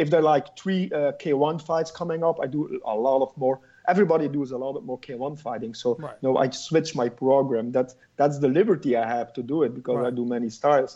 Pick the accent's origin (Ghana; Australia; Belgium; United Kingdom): Belgium; Flanders; accent: Flemish; first language Dutch (Flemish); English is a second language; It's Flemish.